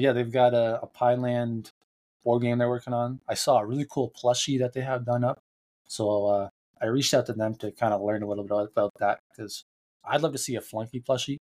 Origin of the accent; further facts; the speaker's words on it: Canada; I'm Canadian